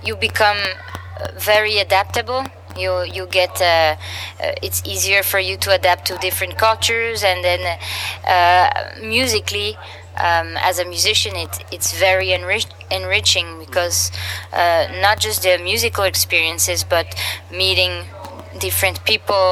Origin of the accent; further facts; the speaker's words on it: Samois-sur-Seine, Île-de-France, France; the Django Reinhardt Festival in my hometown